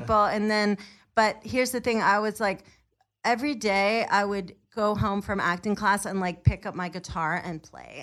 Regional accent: New York, United States; moved away as an adult; also born or lived in Pennsylvania; now in California, United States; I'm from New York

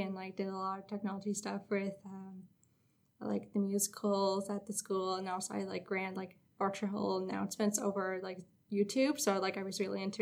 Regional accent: Arnprior, Ontario, Canada; moved away as an adult; now in North Bay, Canada; My hometown is Armprior

